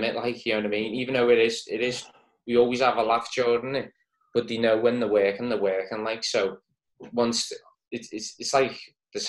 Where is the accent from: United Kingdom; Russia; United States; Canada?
United Kingdom; Woodchurch, North West England; I'm from the Woodchurch